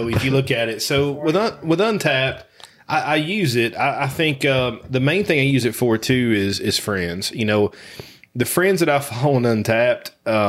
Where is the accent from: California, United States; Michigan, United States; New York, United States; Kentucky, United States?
Kentucky, United States; Breathitt County, Eastern; So I grew up in Eastern Kentucky